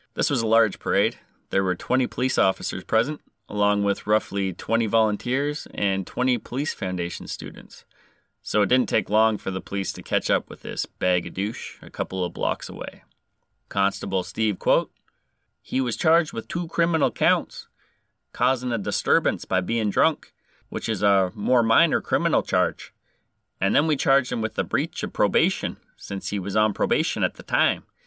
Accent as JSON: {"language": "English", "country": "Canada", "said": "I am Canadian"}